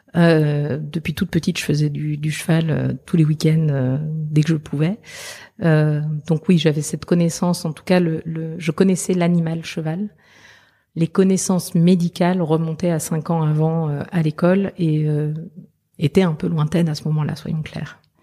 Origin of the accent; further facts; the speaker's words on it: southern France, France; also born or lived in Belgium / Liège, Belgium; chez moi, c'est le sud de la France parce que voilà, je suis née en Belgique, arrivée dans le sud de la France à l'âge de un an.